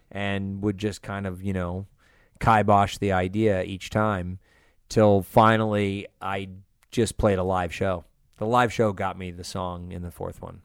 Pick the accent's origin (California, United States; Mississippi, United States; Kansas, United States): California, United States; Los Angeles; also born or lived in Las Vegas, Nevada / Santa Cruz, California; I was born in Vegas, lived in Northern California and then moved to L A when I was about six